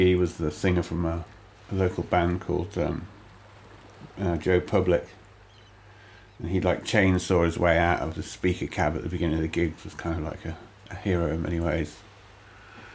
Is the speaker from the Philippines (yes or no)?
no; Douglas, Isle of Man; moved away; also born or lived in Andover, England / Tidworth, England / London, England; I grew up on a small island where they still used to flog people when I was young.